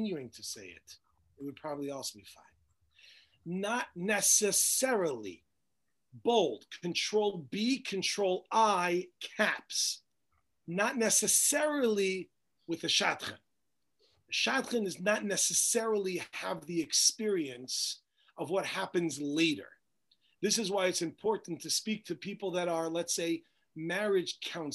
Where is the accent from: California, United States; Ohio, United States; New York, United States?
New York, United States; Woodmere; moved away as an adult; I grew up in Woodmere, New York